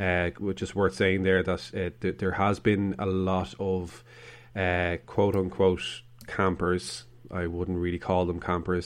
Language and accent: English; Ireland; We are Irish